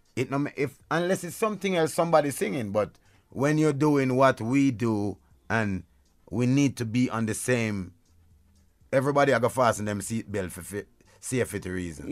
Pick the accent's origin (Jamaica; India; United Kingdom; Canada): Jamaica; where I'm from, I'm from Jamaica